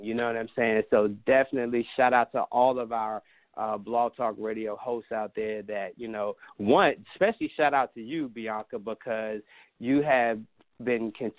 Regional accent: Washington, District of Columbia, United States; grew up in Southeast D.C. and, you know, I just earned my wings growing up in Southeast D.C.

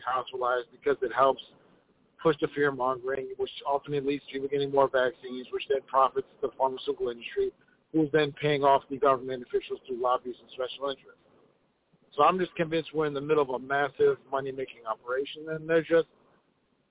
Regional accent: Minneapolis, Minnesota, United States; from Minneapolis

